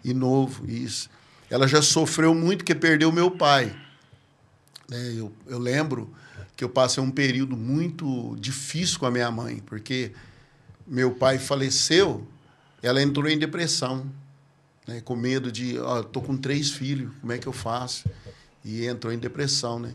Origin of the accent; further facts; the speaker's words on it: Patrocínio Paulista, São Paulo, Brazil; eu sou natural de Patrocínio Paulista, né? É a cidade ali do lado de Franca, né? Patrocínio Paulista. Nascido lá